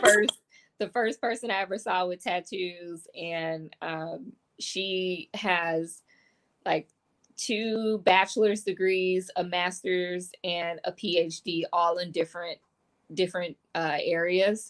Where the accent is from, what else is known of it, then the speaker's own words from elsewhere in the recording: Detroit, Michigan, United States; I grew up in Detroit. I grew up in the city.